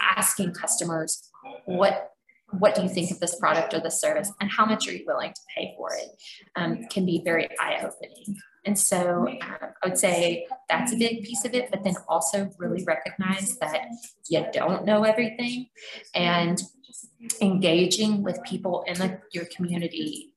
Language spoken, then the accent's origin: English; Georgia, United States; now in Louisville, United States; we're from Georgia